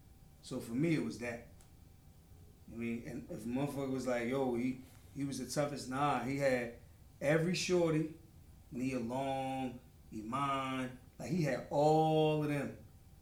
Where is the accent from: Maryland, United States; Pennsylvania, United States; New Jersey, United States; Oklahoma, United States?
Pennsylvania, United States; Philadelphia; I'm from North.